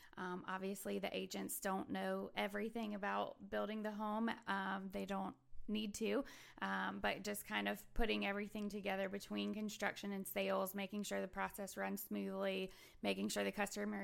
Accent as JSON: {"language": "English", "region": "Virginia", "country": "United States", "moved": "yes", "lives_now": "Huntsville, United States", "said": "I'm from Virginia."}